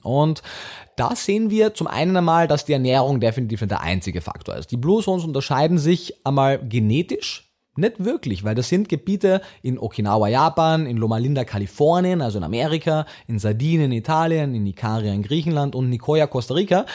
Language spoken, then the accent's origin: German; Austria; also born or lived in Vienna; bin ja Österreicher